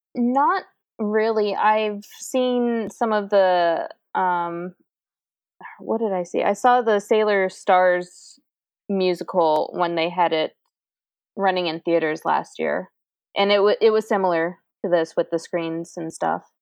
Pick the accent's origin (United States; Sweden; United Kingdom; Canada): United States; Virginia; I'm from Virginia, and I'm like 45 minutes away from well, 45 to an hour away from DC